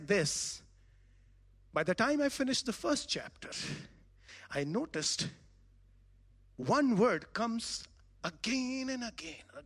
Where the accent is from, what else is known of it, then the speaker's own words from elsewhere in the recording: Varanasi, Uttar Pradesh, India; I come from India, a very large city, Varanasi